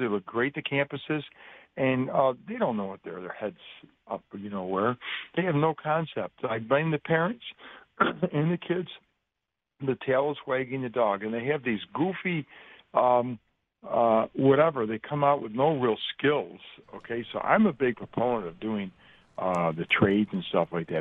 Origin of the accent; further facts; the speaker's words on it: Rochester, New York, United States; moved away as an adult; now in Buffalo, United States; I grew up in Rochester. I've been in Buffalo for many, many years.